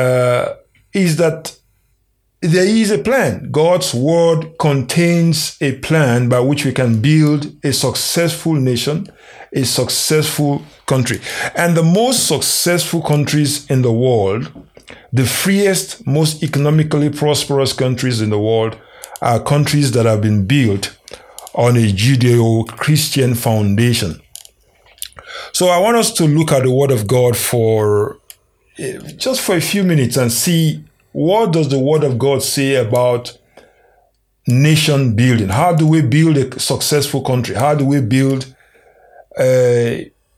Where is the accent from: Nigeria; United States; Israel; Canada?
Nigeria; moved away; my home country, Nigeria.